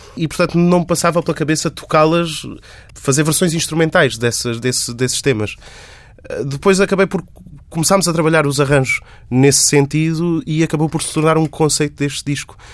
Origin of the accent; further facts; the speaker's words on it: Montemor-o-Novo, Alentejo, Portugal; moved away; sou montemorense, sou de Montemoro Novo